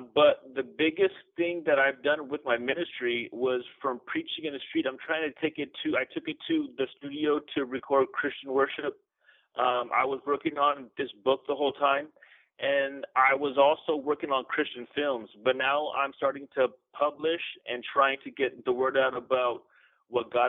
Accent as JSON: {"language": "English", "town": "San Bernardino", "region": "California", "country": "United States", "tie": "born or raised there", "said": "I'm from San Bernardino, California. I was born in California."}